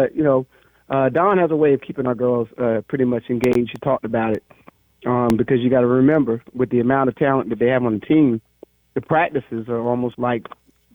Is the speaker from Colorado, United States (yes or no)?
no; Summerville, South Carolina, United States; I'm from the Somerville area.